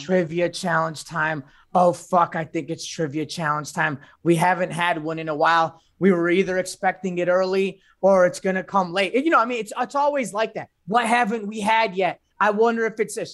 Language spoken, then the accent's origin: English; Chicago, Illinois, United States; I'm from the North Side.